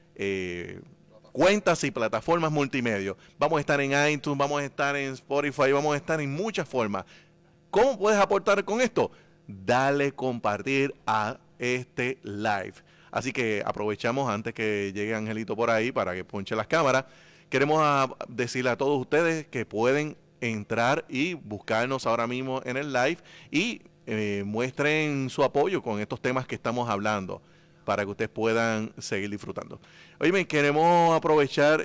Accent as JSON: {"language": "Spanish", "town": "Juana Díaz", "country": "Puerto Rico", "said": "Soy la voz oficial de los Reyes Magos de Juanadía"}